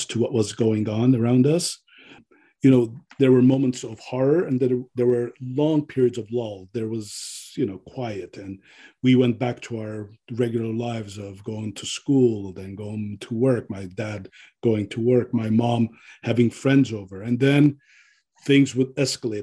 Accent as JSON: {"language": "English", "town": "Pasadena", "region": "California", "country": "United States", "tie": "born or raised there", "also_born_or_lived": "Beirut, Lebanon", "said": "I grew up in Pasadena after I came to America."}